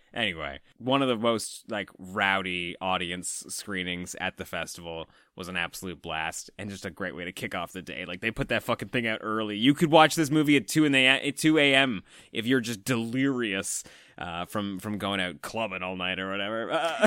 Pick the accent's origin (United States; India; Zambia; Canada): Canada; as Canadian horror fans